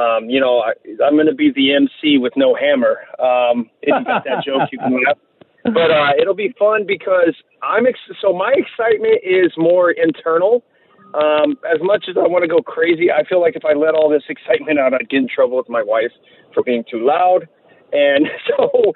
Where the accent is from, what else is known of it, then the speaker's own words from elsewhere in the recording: Terre Haute, Indiana, United States; I'm from Terre Haute, Indiana